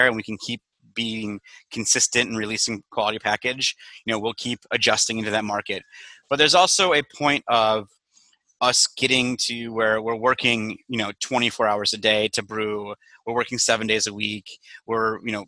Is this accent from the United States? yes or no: yes; Mukwonago, Wisconsin, United States; moved away as an adult; also born or lived in West Allis, Wisconsin / Madison, Wisconsin; now in Chicago, United States; I grew up in Maguanago, Wisconsin, which is about a half an hour southwest of Milwaukee